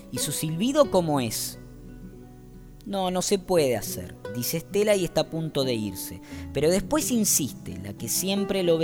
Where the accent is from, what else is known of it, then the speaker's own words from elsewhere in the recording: Wanda, Misiones, Argentina; Los de Posadas no saben esas cosas, nosotros los del interior las conocemos. Yo soy de Wanda